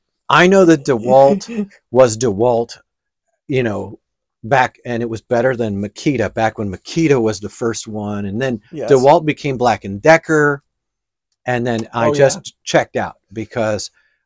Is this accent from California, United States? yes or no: no; New York, United States; So I grew up in the Italian area of New York.